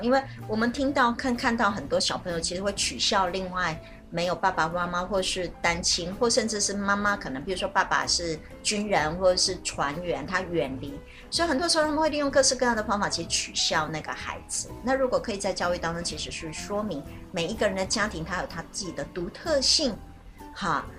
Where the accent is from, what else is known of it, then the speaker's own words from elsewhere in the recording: China; 我觉得这是我们中国人常常就我们还常常会遇到。